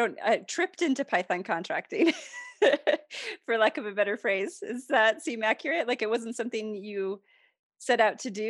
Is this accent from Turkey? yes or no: no; Midwest, United States; when I was growing up in the Midwest